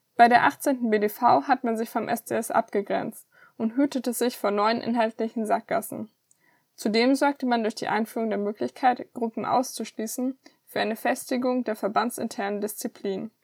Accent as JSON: {"language": "German", "region": "Southern Germany", "country": "Germany", "said": "als Süddeutsche"}